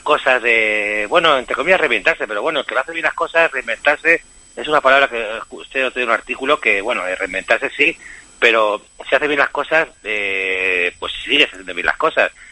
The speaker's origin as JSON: {"language": "Spanish", "area": "Aimer", "region": "Castilla-La Mancha", "country": "Spain", "tie": "born or raised there", "also_born_or_lived": "Tomelloso", "said": "mi pueblo de Aimer"}